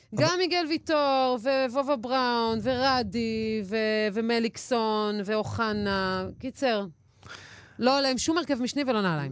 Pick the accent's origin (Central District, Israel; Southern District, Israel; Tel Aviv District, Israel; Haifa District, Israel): Haifa District, Israel; Haifa; בתור חיפאית